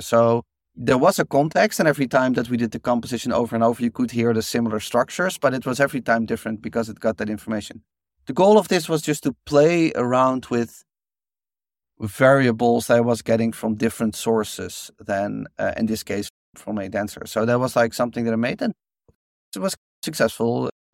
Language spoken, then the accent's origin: English; Netherlands; I grew up in Holland